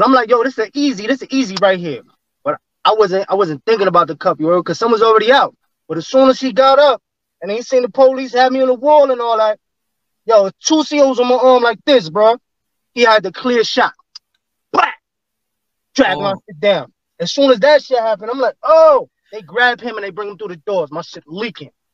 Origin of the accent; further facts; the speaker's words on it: New York City, New York, United States; also born or lived in Staten Island; I'm from Flatbush